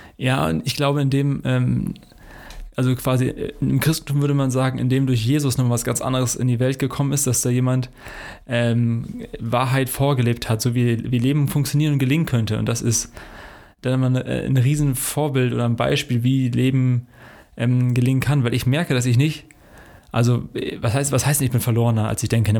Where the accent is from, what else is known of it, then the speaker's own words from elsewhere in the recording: Hesse, Germany; now in Hanover, Germany; in unserer hessischen Heimat, wo Max und ich beide herkommen